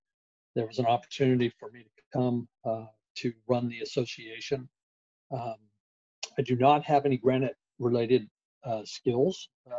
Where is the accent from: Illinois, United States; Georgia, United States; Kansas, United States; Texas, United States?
Georgia, United States; South; moved away as an adult; also born or lived in Albany, Georgia; now in Elberton, United States; Actually, originally located down in South Georgia